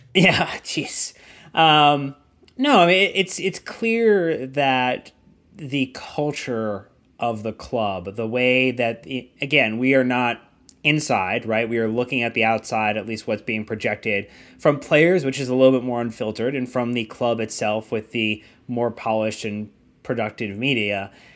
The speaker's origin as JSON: {"language": "English", "country": "United States", "said": "we are American Chelsea fans."}